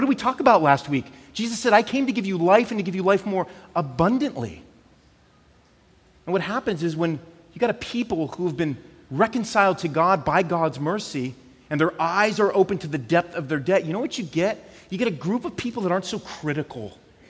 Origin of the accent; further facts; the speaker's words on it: California, United States; So we came from California.